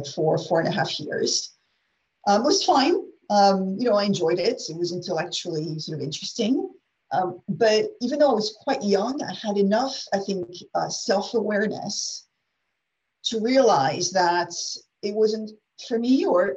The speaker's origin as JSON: {"language": "English", "country": "France", "tie": "born or raised there", "also_born_or_lived": "United States", "second_language": "English", "said": "I'm French national, regular French girl, born in France, educated in France"}